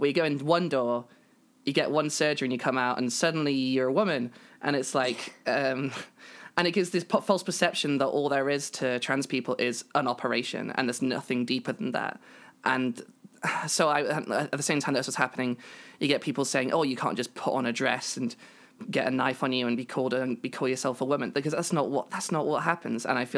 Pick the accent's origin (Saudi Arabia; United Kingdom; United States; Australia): United Kingdom; I am British.